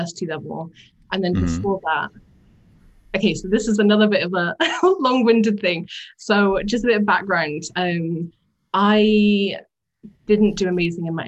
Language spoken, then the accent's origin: English; West Midlands, United Kingdom; now in Scotland; I grew up in the West Midlands, kind of right next to the Cotswolds, but not quite on that nice part of it, just in a really little village